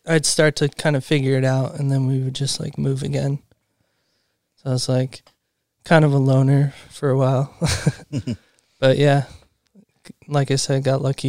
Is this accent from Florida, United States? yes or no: no; Truckee, California, United States; moved away; I grew up in Truckee, California.